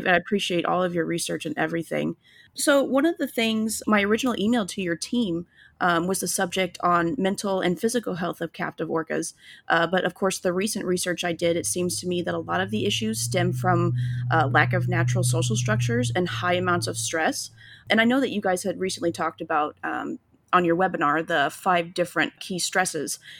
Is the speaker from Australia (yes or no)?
no; Illinois, United States; now in Florida, United States; we live down in Florida now, but I'm originally from Illinois